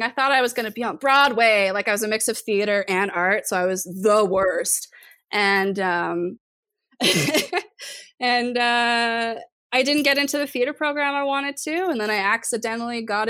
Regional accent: Golden, British Columbia, Canada; growing up in Golden, BC, which was a small little mountain town.

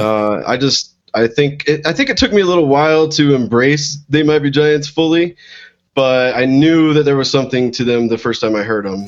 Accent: Missouri, United States; moved away as an adult; also born or lived in Boulder, Colorado; now in Colorado, United States; I uh, grew up actually in Missouri

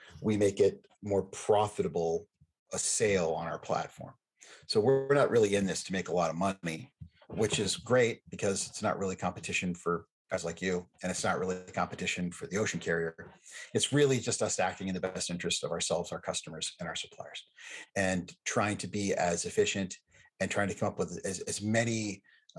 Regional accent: United States; as an American

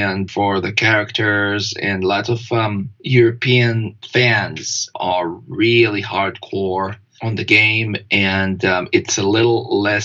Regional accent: Israel; moved away; I was born in Israel

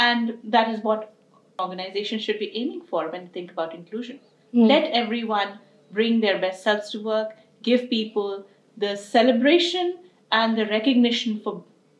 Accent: India; moved away as an adult; now in United States; I came from India and had been raised in the country with a lot of beautiful values

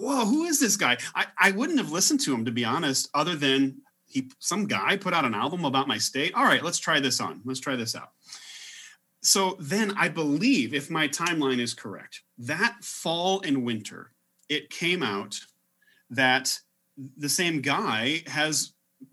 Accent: Illinois, United States; I'm from Illinois

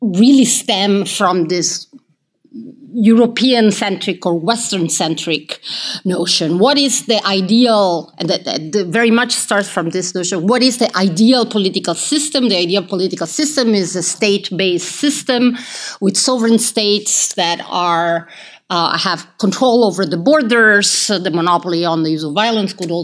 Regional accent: Italy; moved away as an adult; also born or lived in United Kingdom; growing up in Italy and then studying in the UK and then teaching here.

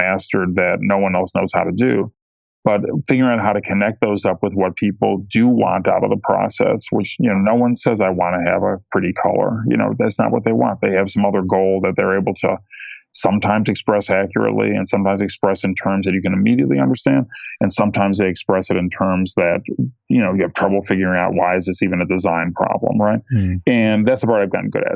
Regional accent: Ohio, United States; I grew up in Ohio, which is not near any big metropolitan areas like Chicago or New York.

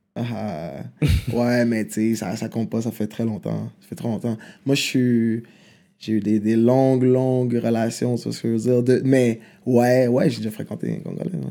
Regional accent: Quebec City, Quebec, Canada; Québec, je suis né à Québec.

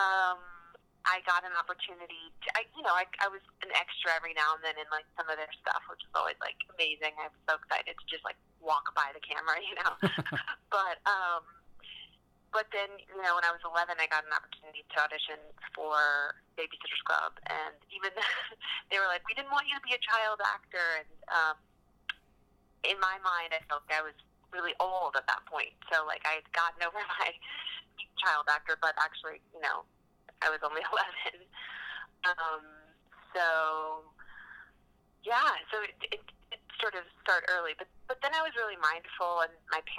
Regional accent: Central Virginia, United States; moved away as an adult; also born or lived in Austin, Texas / Los Angeles; I grew up in Virginia.

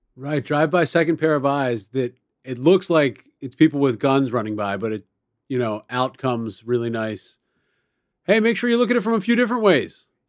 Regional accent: Baltimore, Maryland, United States; I grew up in Baltimore City

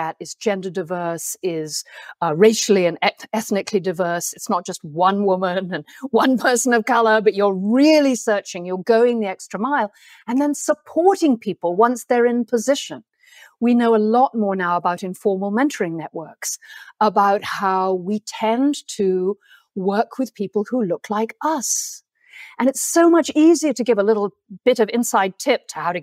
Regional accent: England, United Kingdom; accent: plummy; my plummy accent

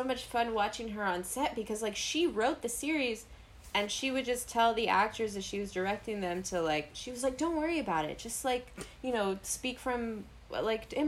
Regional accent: New York City, New York, United States; I grew up in New York City

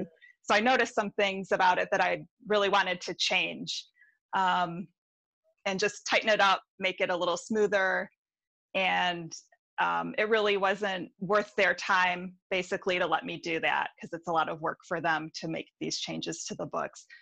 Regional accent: Detroit, Michigan, United States; also born or lived in Milford, Michigan; now in Ann Arbor, United States; I'm from, from the Detroit area and I live in Ann Arbor now

